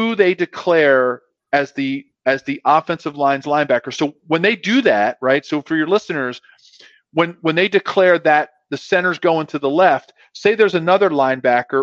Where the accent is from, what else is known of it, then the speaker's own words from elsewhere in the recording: Philadelphia, Pennsylvania, United States; moved away; I grew up in Philadelphia